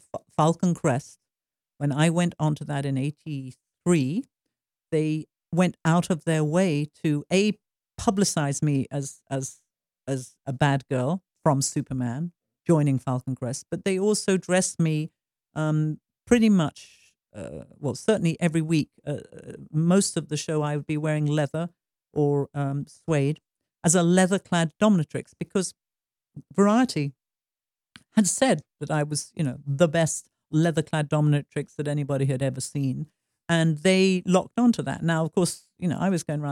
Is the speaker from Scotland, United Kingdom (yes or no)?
no; Stratford-upon-Avon, West Midlands, United Kingdom; moved away as an adult; now in United States; I would fly back from Hollywood to London and to Stratford-on-Avon, where my hometown is